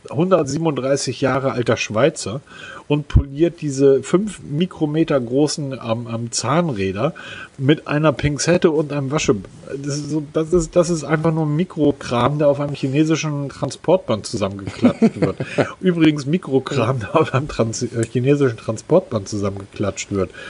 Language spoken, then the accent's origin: German; Hamburg, Germany; Ich komme aus Hamburg.